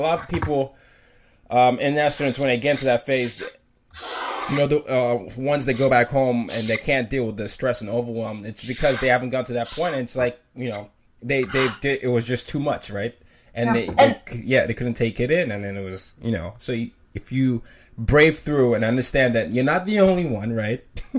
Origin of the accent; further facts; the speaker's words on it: Nigeria; because I'm a Nigerian, right? And my, you know, a lot of times no one knows that I am Nigerian. I know why, you know, it could be the way I sound, whatever.